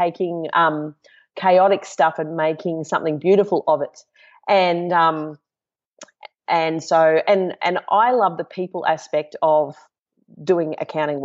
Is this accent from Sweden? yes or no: no; Brisbane, Queensland, Australia; now in Gold Coast, Australia; I grew up in Brisbane and moved to the Gold Coast